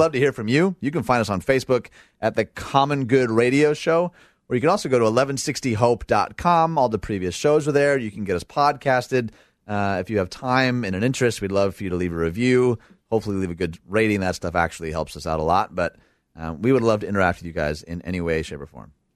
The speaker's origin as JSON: {"language": "English", "town": "Dearborn", "region": "Michigan", "country": "United States", "said": "I'm from Dearborn, Michigan"}